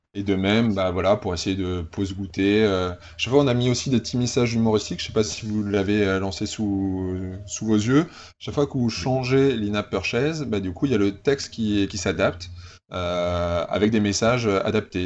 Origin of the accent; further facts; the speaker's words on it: Normandy, France; also born or lived in Paris; now in Toulouse, France; je suis pas un vrai Toulousain. Hein. Je, suis, que... je suis, de Normandie et j'ai passé 8 ans à Paris et ça fait seulement 6 ans que je suis à Toulouse.